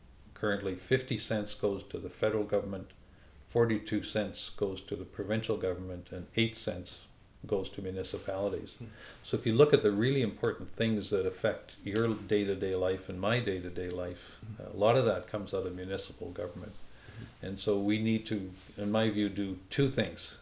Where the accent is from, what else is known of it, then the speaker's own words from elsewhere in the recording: Canada; as a Canadian